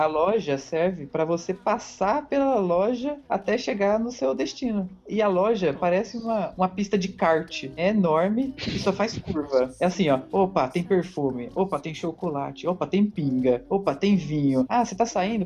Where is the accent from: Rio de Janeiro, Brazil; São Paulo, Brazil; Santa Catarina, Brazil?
São Paulo, Brazil; eu sou de São Paulo